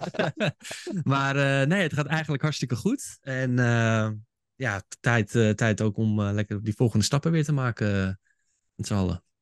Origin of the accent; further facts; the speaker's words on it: Haarlem, North Holland, Netherlands; also born or lived in Hoofddorp; ik kom oorspronkelijk kom ik uit Haarlem. Ik ben geboren en getogen daar